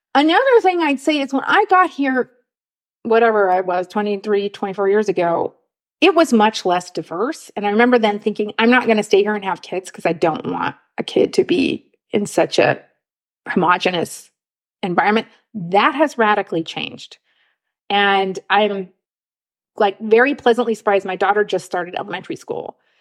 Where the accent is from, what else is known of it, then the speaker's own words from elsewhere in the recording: Los Angeles, California, United States; moved away as an adult; also born or lived in Oakland, United States; now in Munich, Germany; I grew up in Los Angeles